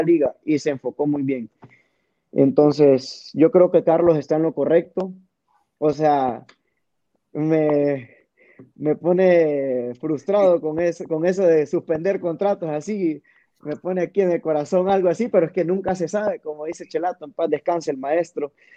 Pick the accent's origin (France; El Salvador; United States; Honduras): Honduras; como buenos hondureños